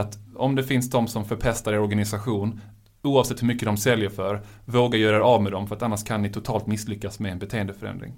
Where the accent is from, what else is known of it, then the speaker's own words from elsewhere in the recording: Malmö, Skåne, Sweden; jag är ju själv från Malmö